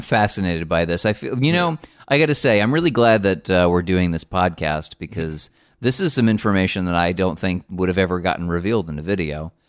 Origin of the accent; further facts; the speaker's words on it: New Jersey, United States; we're both from the same state. I am not from Newark